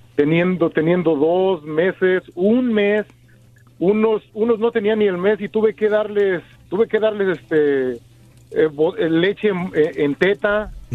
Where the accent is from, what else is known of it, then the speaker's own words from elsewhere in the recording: Mexico City, Mexico; now in United States; yo vengo del DF, soy de soy chilango.